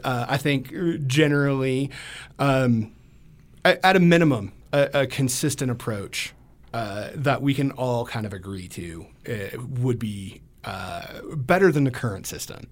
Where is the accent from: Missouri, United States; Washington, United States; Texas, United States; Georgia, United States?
Georgia, United States; moved away as an adult; I grew up in Georgia